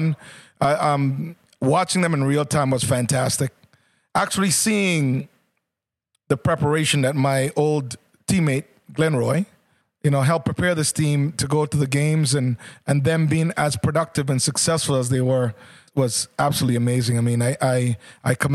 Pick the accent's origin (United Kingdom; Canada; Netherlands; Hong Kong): Canada; as a Canadian